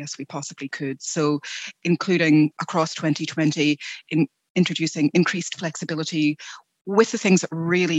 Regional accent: United Kingdom; moved away as an adult; now in Australia; I am originally from the UK. You may be able to hear from my accent

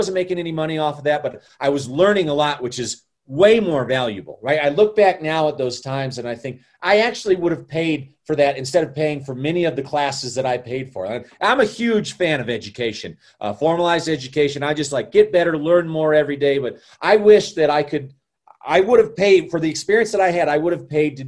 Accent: Colorado, United States; also born or lived in Chicago; I'm born and raised in Colorado, and I've been here almost my entire life

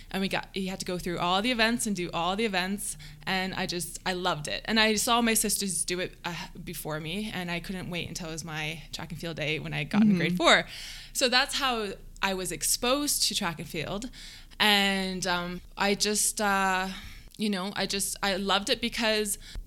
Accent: London, Ontario, Canada; I grew up in London, Ontario.

